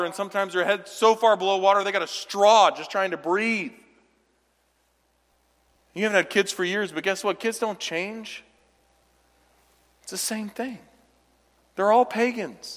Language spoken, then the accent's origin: English; the South, United States; now in Midwest, United States; I grew up in the South